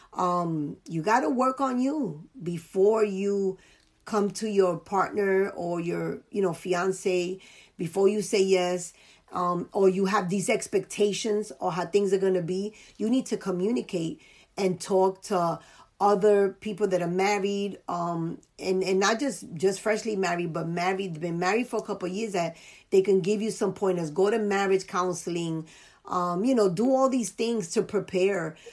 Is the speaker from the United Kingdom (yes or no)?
no; New York City, New York, United States; born and raised in the Bronx